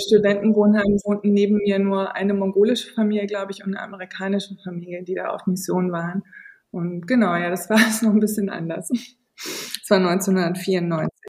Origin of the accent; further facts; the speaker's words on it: region near Lengerich, North Rhine-Westphalia, Germany; in Längerich-Westfalen, das ist der nächste kleine Bahnhof aus der Region, wo ich aufgewachsen bin